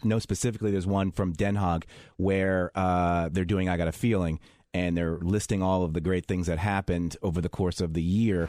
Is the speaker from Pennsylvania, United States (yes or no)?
yes; Philadelphia, Pennsylvania, United States; moved away as an adult; now in Washington, D.C., United States; I'm from Philadelphia